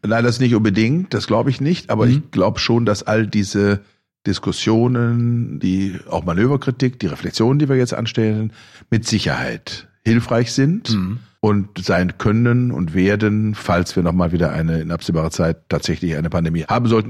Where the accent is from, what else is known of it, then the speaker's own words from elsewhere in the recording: Germany; bei uns in Deutschland